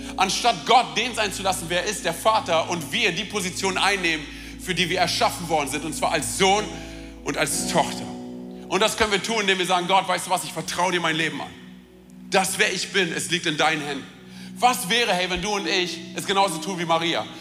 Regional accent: Romania; ich bin Rumäne

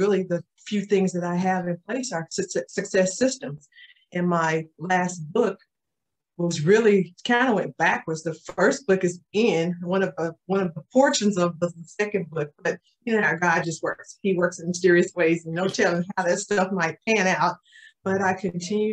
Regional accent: Tulsa, Oklahoma, United States; I am from Tulsa, Oklahoma, born and raised, been here all my life

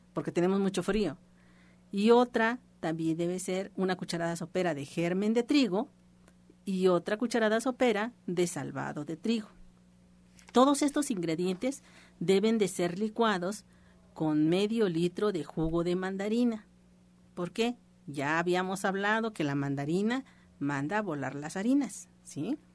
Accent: Mexico; nosotros como mexicanos

